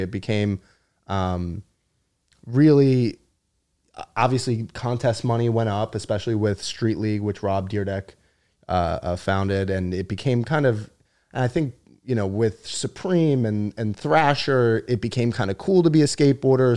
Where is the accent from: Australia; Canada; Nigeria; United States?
United States; Long Island, New York; I'm Long Island